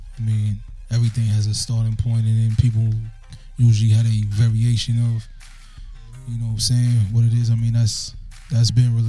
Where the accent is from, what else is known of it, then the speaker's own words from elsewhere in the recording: New York City, New York, United States; I'm from Brooklyn.